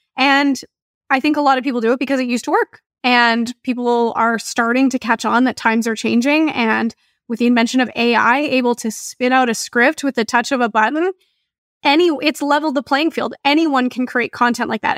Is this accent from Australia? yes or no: no; Canada; I'm Canadian